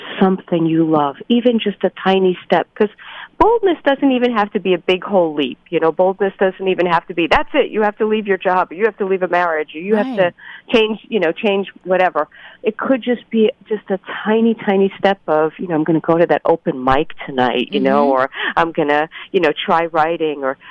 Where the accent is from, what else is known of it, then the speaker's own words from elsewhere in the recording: New York City, New York, United States; I grew up in Brooklyn, New York, to an Orthodox Jewish family.